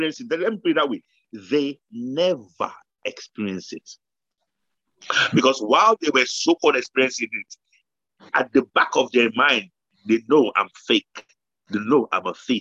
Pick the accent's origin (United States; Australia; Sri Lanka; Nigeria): Nigeria; now in United Kingdom; we grew up in Nigeria